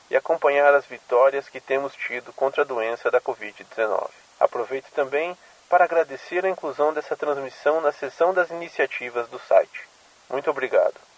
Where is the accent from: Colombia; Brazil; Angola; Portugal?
Brazil; São Paulo; sou de São Paulo e também faço parte da Resistência.